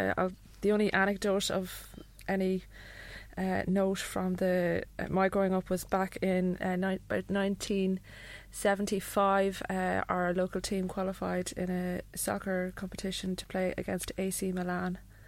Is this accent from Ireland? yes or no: yes; Athlone, Leinster, Ireland; From the countryside, too, in Ireland. It's called Athlone.